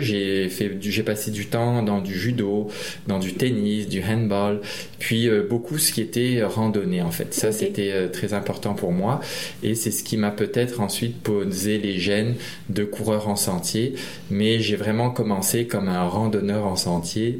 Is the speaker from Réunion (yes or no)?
yes; Réunion; je suis originaire de l'île de la Réunion, une petite île française dans l'océan Indien